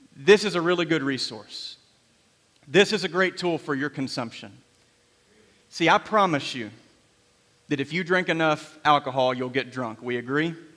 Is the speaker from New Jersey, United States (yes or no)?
no; Graves County, Kentucky, United States; I grew up in Graves County, Kentucky, right in, smack in the middle of the Bible Belt